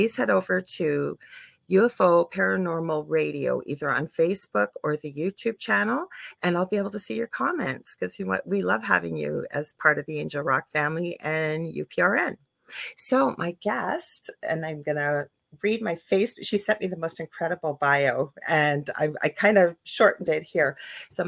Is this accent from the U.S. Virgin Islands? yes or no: no; Canada; I am a Canadian clairvoyant medium